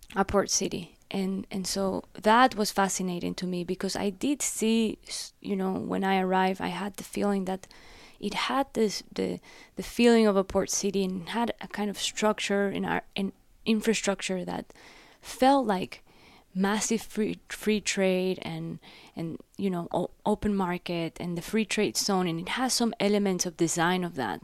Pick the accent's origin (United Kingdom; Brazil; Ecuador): Ecuador; Guayaquil, Guayas; moved away as an adult; also born or lived in Loja, Ecuador / Miami, United States; now in United States; I was born in a very small city in south of Ecuador called Loja. Both my dad and my mom are from there. And then I grew up in Guayaquil, which is the port city.